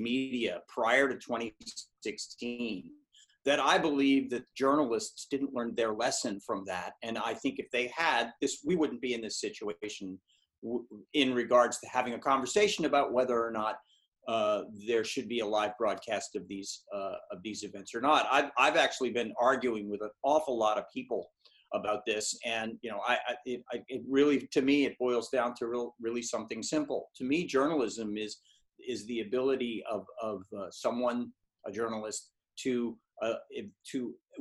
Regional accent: United States; now in England, United Kingdom; as an American who lives in England

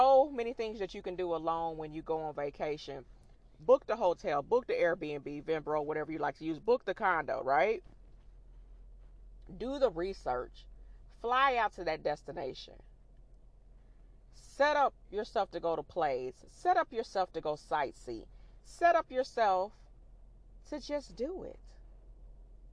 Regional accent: Illinois, United States; now in the South, United States; we're originally from Illinois and we live down in the South

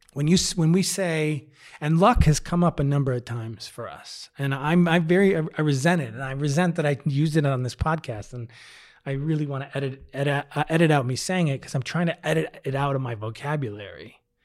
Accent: Midwest, United States; moved away as an adult; now in Denver, United States; I'm from the Midwest

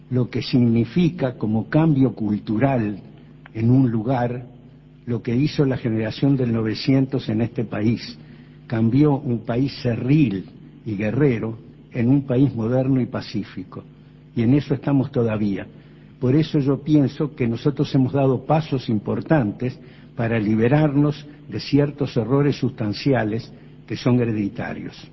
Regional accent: Uruguay; Yo pienso, vos sos uruguayo y todos los que estamos aquí también.

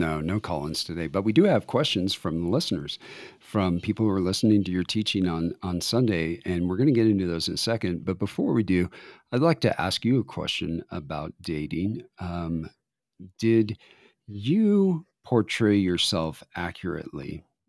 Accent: Denver, Colorado, United States; moved away as an adult; I grew up in Denver

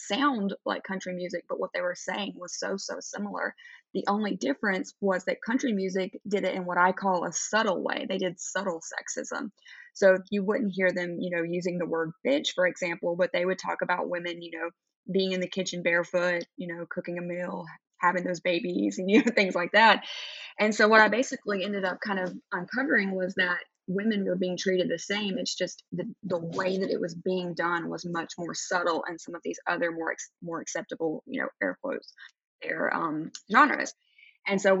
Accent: Southeast, United States; I grew up in the Southeast in America

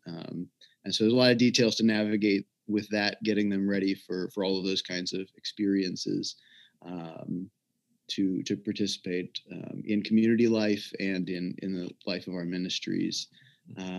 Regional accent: Memphis, Tennessee, United States; I'm from Memphis, Tennessee originally

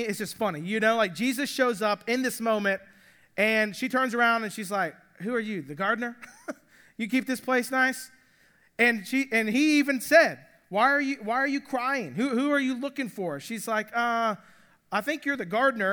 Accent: Atlanta, Georgia, United States; I grew up in Atlanta

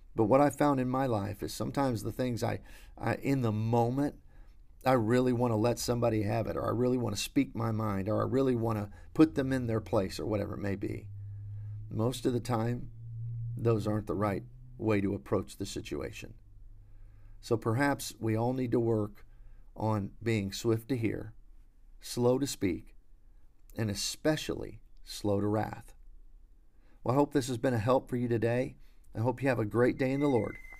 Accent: United States

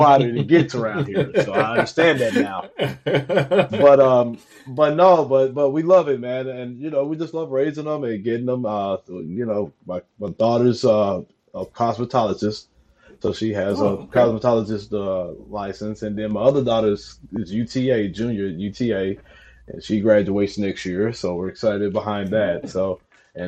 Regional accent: Athens, Texas, United States; now in Mansfield, United States; I'm originally from East Texas, which is Athens, Texas.

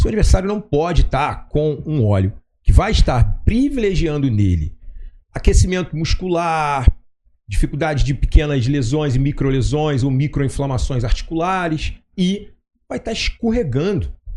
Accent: Rio de Janeiro, Brazil; Como carioca é muito despojado no jeito de falar

